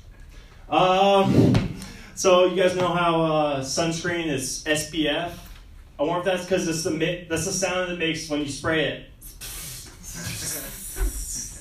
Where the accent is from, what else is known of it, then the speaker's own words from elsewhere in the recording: Seattle, Washington, United States; I'm from Seattle.